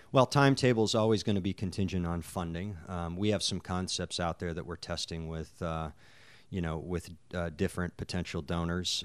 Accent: North Dakota, United States; I grew up in North Dakota

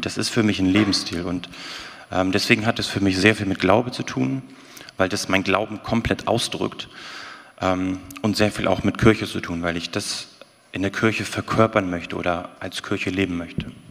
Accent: the North, Northern Germany, Germany; moved away; Ich bin ja aus dem Norden eigentlich.

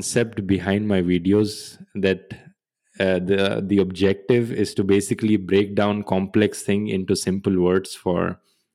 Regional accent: Haryana, India; moved away as an adult; also born or lived in Germany; I was born in Haryana. And I grew up there also. And until the age of 17, till I did my high school, I moved to Germany for doing my bachelor's

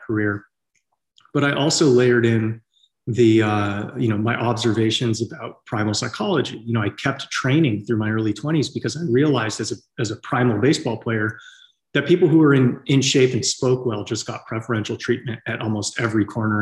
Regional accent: San Francisco Bay Area, California, United States; moved away as an adult; also born or lived in Tennessee; I grew up in the San Francisco Bay Area in, the 90s

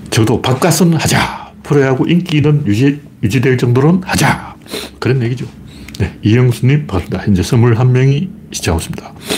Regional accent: Gyeongsang, South Korea; accent: Gyeongsang dialect; 나도 사투리 쓰는데 어, 나도 경상도 사투리 쓰니까

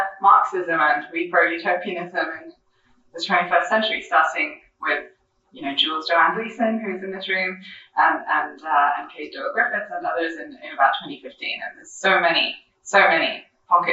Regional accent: France; moved away; I grew up in France

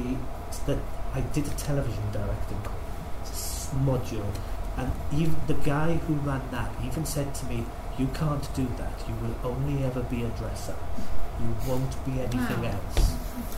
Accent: Pontypridd, Wales, United Kingdom; I'm from Pontypridd. My year in secondary school was the first year that wasn't a grammar school

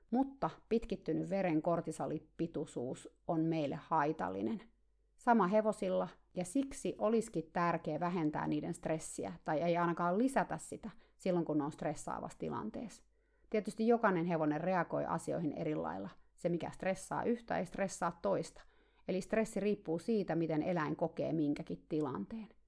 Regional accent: Finland; now in United States; Siihen aikaan, kun mä muutin Kaliforniaan Suomesta, mä olin aina tarhannut kaikkia hevosia yksin

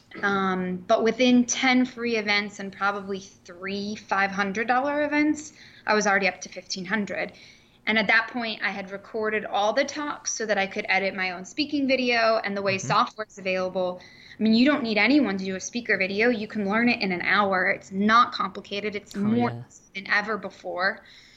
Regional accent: Columbus, Ohio, United States; There was something in Columbus, my hometown, called the Columbus Italian Club

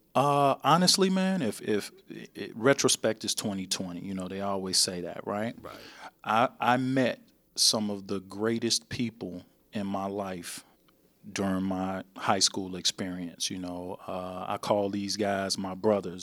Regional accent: Chicago, Illinois, United States; originally, I'm from Chicago

